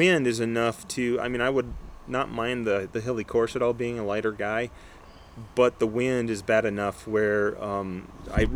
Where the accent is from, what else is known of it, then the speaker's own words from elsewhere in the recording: Michigan, United States; moved away; I'm originally from Michigan and my background is Nordic skiing